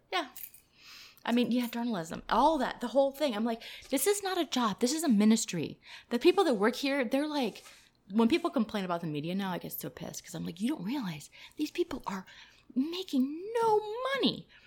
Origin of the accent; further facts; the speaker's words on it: Miami, Florida, United States; also born or lived in Atlanta, Georgia; now in Raleigh, United States; I grew up in Miami, Florida. and then I moved to Atlanta, Georgia, and then I moved to Raleigh